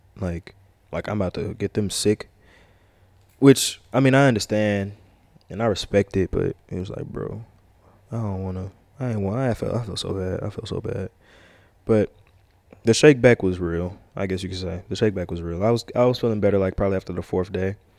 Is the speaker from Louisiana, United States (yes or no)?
yes; Louisiana, United States; I'm from Louisiana.